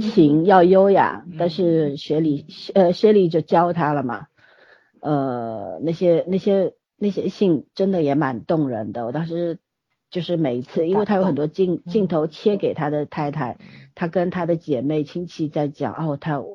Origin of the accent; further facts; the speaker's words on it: China; 作为中国人来说，对文学是不陌生的